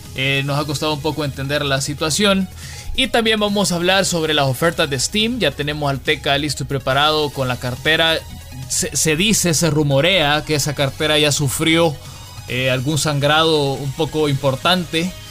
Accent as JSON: {"language": "Spanish", "country": "El Salvador", "said": "cómo somos los salvadoreños, fuertes y llegamos siempre a nuestros objetivos"}